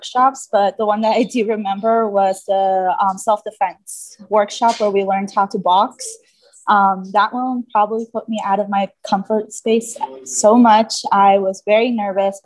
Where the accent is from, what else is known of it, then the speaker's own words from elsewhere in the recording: Jackson, Wyoming, United States; also born or lived in Mexico; I grew up in Jackson